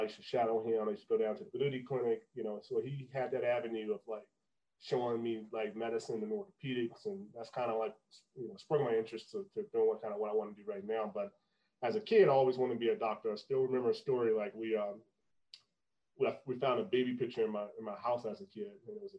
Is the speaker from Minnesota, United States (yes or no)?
no; Anniston, Alabama, United States; moved away as an adult; also born or lived in Arkansas / Illinois; I was born in my hometown, Anniston.